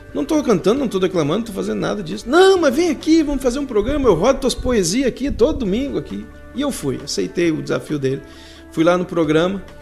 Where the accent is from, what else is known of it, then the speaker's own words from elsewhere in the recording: Gramado, Rio Grande do Sul, Brazil; also born or lived in Sapiranga / Porto Alegre; Nasci em Gramado, de Gramado para Sapiranga eu mudei com 12 anos, junto com a minha família. E com 22 eu fui para Porto Alegre